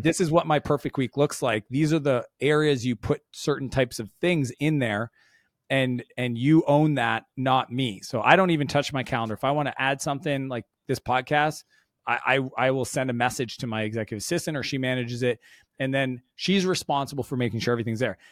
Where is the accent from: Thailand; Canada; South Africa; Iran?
Canada; I'm Canadian